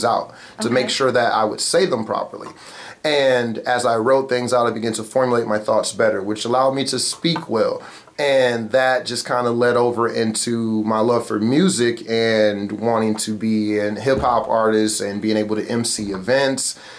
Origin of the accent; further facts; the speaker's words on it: Muskegon, Michigan, United States; I'm from Muskegon, Michigan, born and raised